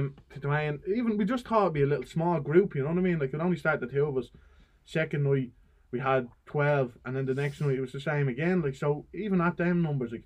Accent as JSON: {"language": "English", "town": "Dublin", "region": "Leinster", "country": "Ireland", "tie": "born or raised there", "said": "I'm from Crumlin"}